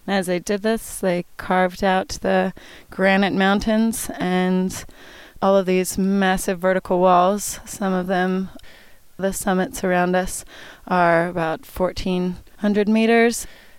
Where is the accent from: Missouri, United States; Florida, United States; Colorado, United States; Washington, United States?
Washington, United States; Woodland; moved away; also born or lived in Southern California / Alaska; moved north to the Pacific Northwest, where we had family, and then I grew up in Washington State in a wee town called Woodland, and it sits on the Lewis River between Clark and Cowlitz County, and it's right near Mount St. Helens